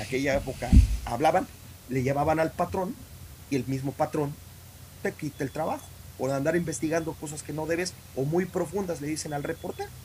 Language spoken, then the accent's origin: Spanish; Mexico; soy mexicano nací en México y voy a morir mexicano. Y, crecí en México